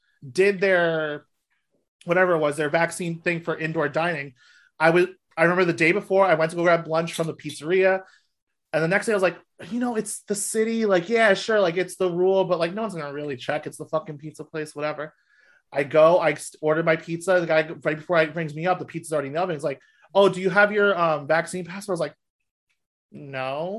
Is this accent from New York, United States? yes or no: yes; New York, United States; I grew up outside of New York